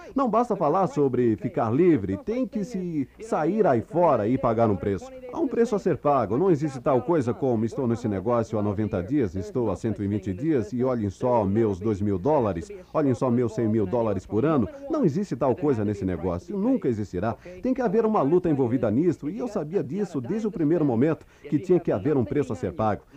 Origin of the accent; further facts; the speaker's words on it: New York, United States; Fui criado em Nova York, no Bronx